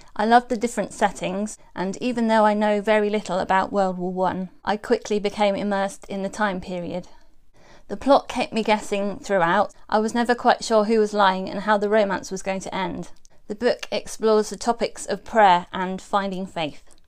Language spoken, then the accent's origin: English; England, United Kingdom; As an English person